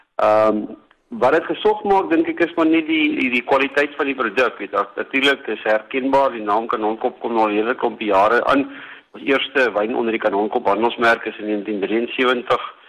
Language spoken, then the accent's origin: Afrikaans; South Africa; as 'n Suid-Afrikaner